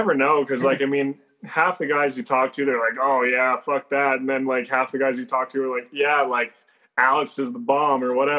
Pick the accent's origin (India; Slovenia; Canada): Canada; Alberta; I'm actually from Alberta, Canada. A little far away from you guys, probably about 3,000 miles.